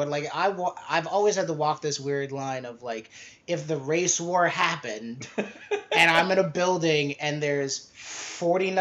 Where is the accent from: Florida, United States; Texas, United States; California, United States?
Florida, United States; Sarasota; I went to high school in Sarasota